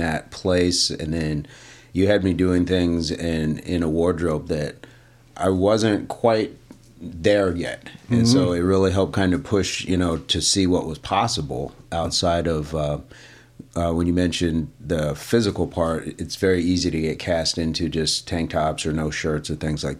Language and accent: English; Michigan, United States; also born or lived in Tennessee; when I was very small, we moved from Tennessee to Michigan.